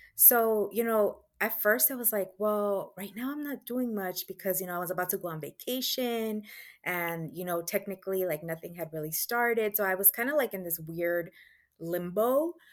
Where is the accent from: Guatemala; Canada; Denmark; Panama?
Guatemala; moved away; I was born in Guatemala